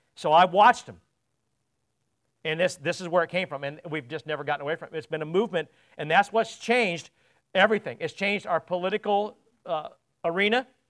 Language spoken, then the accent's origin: English; United States; also born or lived in England; me as an American